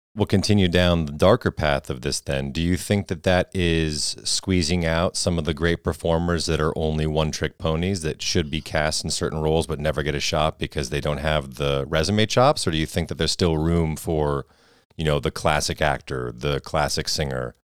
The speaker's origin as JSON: {"language": "English", "town": "Redding", "region": "Connecticut", "country": "United States", "tie": "born or raised there", "said": "where we grew up, I mean, you're in Redding, Connecticut"}